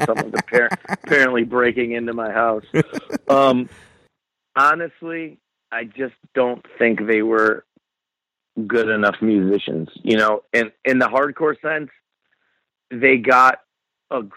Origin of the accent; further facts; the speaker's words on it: Buffalo, New York, United States; I grew up in Buffalo